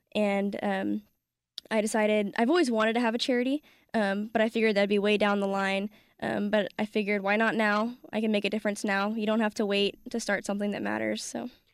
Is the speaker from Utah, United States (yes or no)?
no; California, United States; I grew up playing soccer in California with about a dozen or so Ghanaian boys